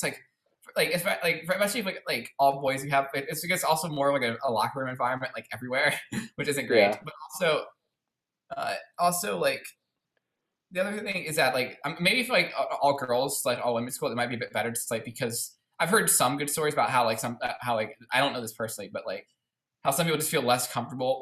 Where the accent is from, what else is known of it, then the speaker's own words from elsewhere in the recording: Baltimore, Maryland, United States; also born or lived in California / Virginia; I was born in Baltimore. Then I was there for a while. I did preschool there